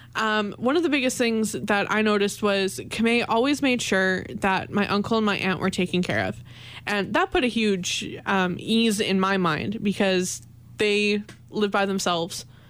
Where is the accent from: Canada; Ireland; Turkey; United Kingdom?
Canada; moved away as an adult; also born or lived in Winnipeg; I'm an international student. I'm from Canada